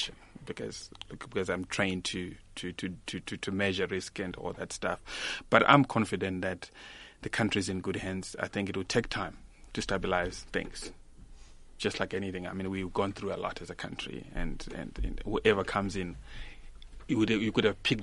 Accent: South Africa; in South Africa we're privileged

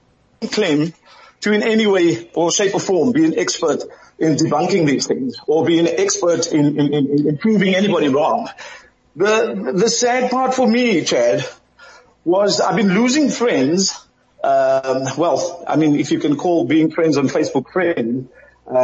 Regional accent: Cape Town, Western Cape, South Africa; also born or lived in Thailand; now in Philippines; I'm from the Kaapse Vlakte.

